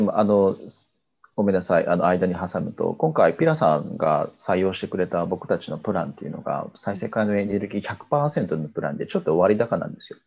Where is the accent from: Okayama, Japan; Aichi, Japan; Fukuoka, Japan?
Fukuoka, Japan; Kitakyushu; 僕、あの、出身が北九州なんですけど